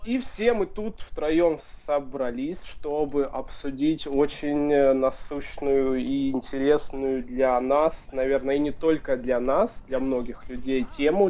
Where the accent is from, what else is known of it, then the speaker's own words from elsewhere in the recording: Luhansk, Luhansk Oblast, Ukraine; moved away as an adult; now in Kraków, Poland; сам я родом из э, Луганска